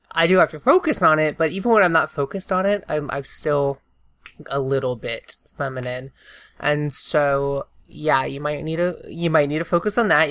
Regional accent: the South, United States; I'm from the South.

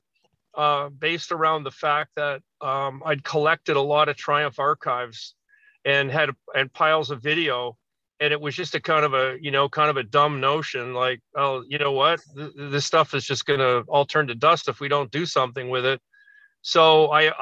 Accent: Toronto, Ontario, Canada; we're three piece and we're from Toronto

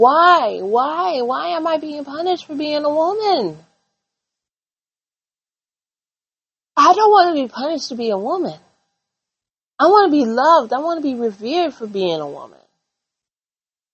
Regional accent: United States; as an American

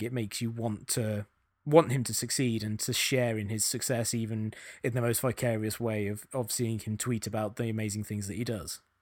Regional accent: England, United Kingdom; accent: English; now in United States

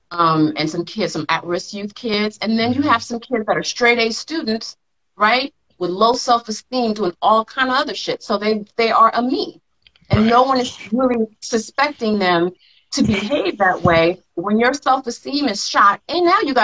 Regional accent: Los Angeles, California, United States; I'm from South Central

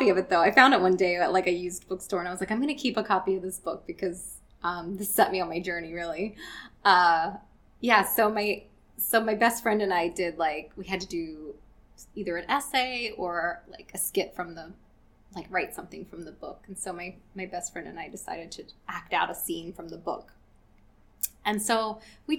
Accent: Roanoke, Virginia, United States; moved away; I grew up in Roanoke, Virginia

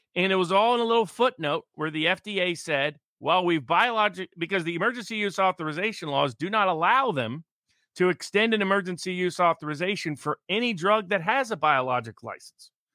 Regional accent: Tennessee, United States; moved away; my home state of Tennessee

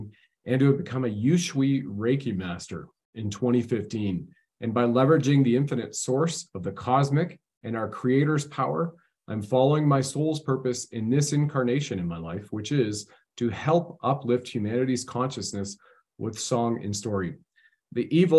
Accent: Canada

